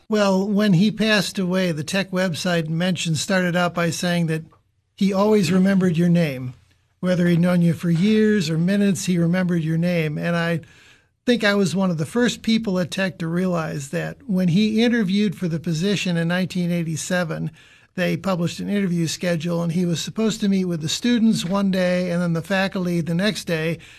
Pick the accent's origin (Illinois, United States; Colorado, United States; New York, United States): Illinois, United States; Chicago; moved away; I grew up in Chicago